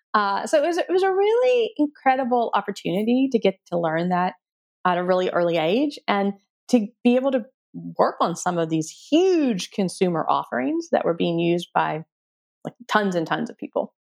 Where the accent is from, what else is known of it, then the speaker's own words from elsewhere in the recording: Texas, United States; moved away as an adult; also born or lived in Stanford, California / Silicon Valley; I grew up in Texas in a small town.